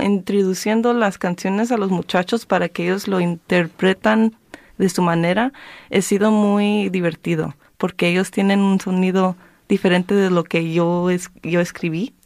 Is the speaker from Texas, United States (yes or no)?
no; Careje, California, United States; now in Southeast Los Angeles, United States; yo nací en, bueno, en, esa área, pero me crecí en Careje.